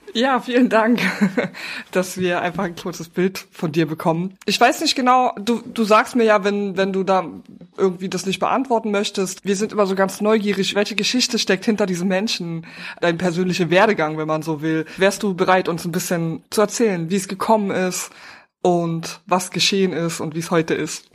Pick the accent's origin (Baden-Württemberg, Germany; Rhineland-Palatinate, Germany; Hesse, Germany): Rhineland-Palatinate, Germany; Trier; now in Berlin, Germany; Ich komme aus Trier und bin geflüchtet nach Berlin